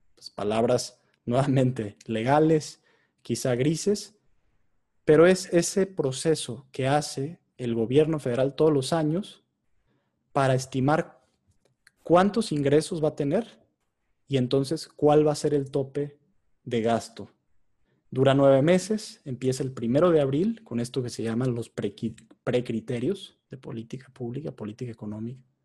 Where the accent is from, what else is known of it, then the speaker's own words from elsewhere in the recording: Mexico; nosotros como mexicanos